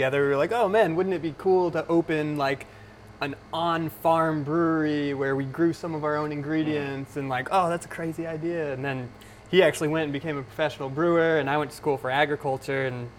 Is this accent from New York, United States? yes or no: yes; Potsdam, New York, United States; the Adirondacks, which is pretty close to where we grew up in mm-hmm. Potsdam.